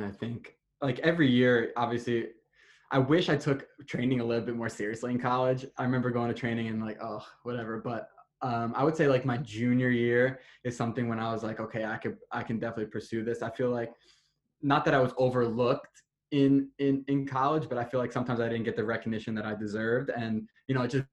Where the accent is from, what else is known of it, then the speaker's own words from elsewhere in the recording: New Jersey, United States; I'm from Jersey, so we're close to the beach